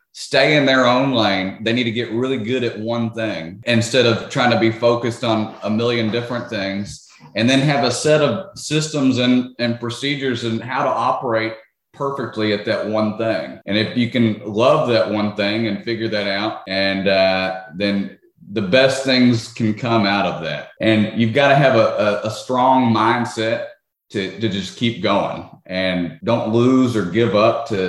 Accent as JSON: {"language": "English", "town": "Memphis", "region": "Tennessee", "country": "United States", "tie": "born or raised there", "moved": "yes", "lives_now": "Orlando, United States", "said": "I grew up in Memphis"}